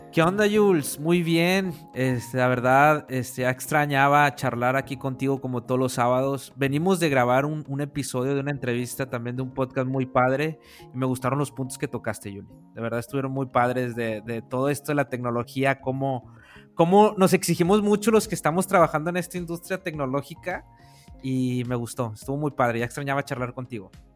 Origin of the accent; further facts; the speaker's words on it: northern Mexico, Mexico; del norte de allá de donde, de donde yo soy, del norte de México